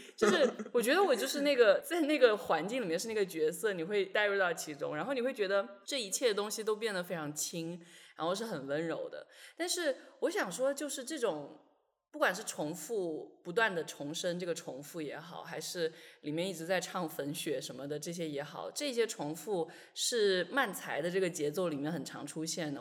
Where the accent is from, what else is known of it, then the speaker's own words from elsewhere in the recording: China; 我一个出生在中国但是几乎是同龄